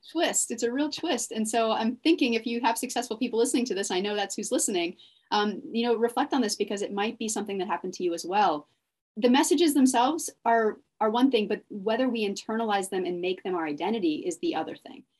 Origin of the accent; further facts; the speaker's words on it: Dallas, Texas, United States; also born or lived in Austin, Texas; I went to college in Austin and I grew up in Dallas.